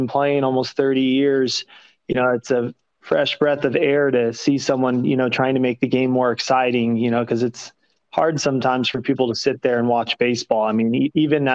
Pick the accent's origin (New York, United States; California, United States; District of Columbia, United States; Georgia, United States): California, United States; Thousand Oaks; moved away as an adult; also born or lived in Santa Barbara / San Diego / Nashville; now in West Palm Beach, United States; I grew up in Southern California and a place called Thousand Oaks